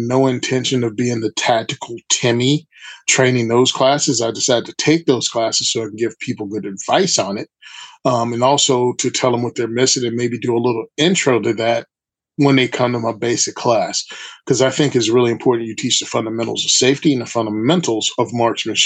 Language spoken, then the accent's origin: English; Virginia, United States; now in New Jersey, United States; I'm originally from Virginia